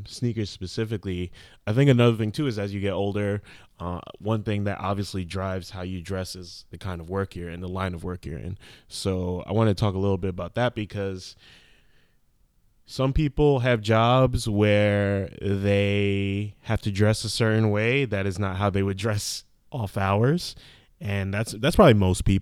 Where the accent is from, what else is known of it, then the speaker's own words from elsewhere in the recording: New York, United States; growing up in New York.